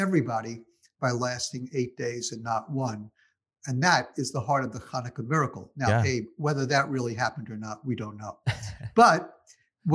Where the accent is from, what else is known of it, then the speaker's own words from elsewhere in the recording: New York City, New York, United States; also born or lived in Brooklyn; I was born in Brooklyn, raised in Queens in a very, very Jewish home